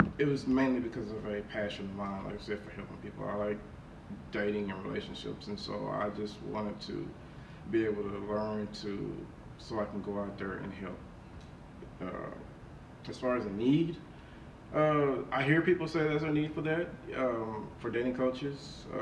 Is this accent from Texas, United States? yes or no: yes; Fort Worth, Texas, United States; I grew up in Fort Worth, Texas.